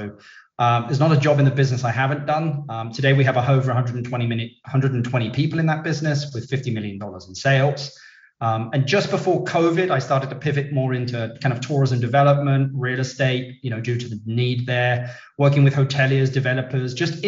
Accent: London, United Kingdom; I'm originally from London, UK. Even now, Brits are asking me, even though they're asking me if I'm from South Africa and Australia

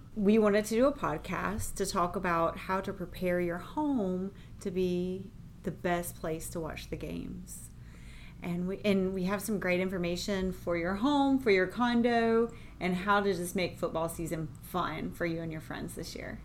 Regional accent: United States; I grew up right outside of Charlotte, right there on the line

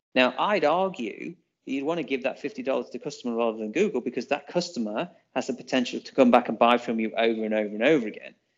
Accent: England, United Kingdom; now in Auckland, New Zealand; we're English

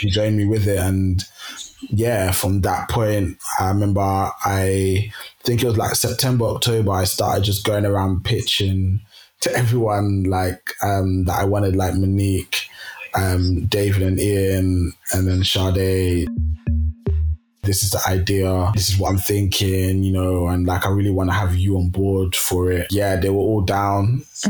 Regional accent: Kenya; now in London, United Kingdom; I'm from Kenya originally, and both my parents are from the Luo tribe

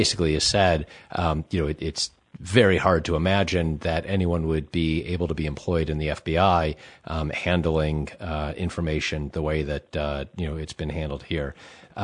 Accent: United States; as an American

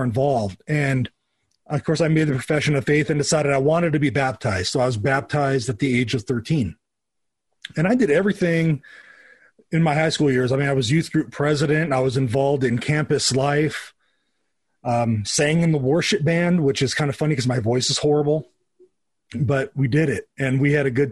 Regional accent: Southern California, United States; I grew up in the Wesleyan Church. I grew up in Southern California.

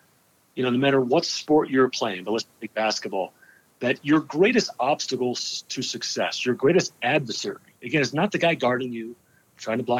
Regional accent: New Jersey, United States; born and raised in New Jersey

